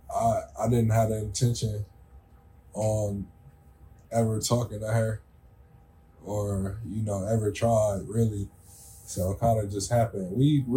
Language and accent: English; Columbus, Ohio, United States; We currently reside in Columbus, Ohio. I was born and raised here